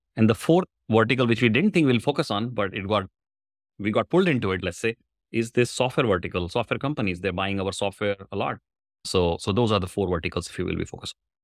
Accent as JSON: {"language": "English", "country": "India", "tie": "born or raised there", "moved": "as an adult", "lives_now": "Bay Area, United States", "said": "I was born in India, long time back, I say, I suspect. I'm a software engineer, did my engineering in software, moved to U S in ninety-seven"}